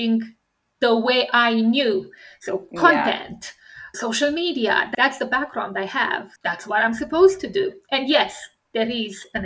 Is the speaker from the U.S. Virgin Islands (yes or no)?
no; Romania; English is a second language; moved away; I come from Romania, a communist country.